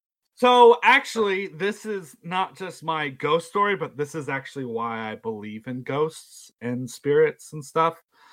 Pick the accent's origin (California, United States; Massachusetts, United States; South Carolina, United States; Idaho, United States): South Carolina, United States; Sullivan's Island; I grew up on a little island in the Charleston area called Sullivan's Island.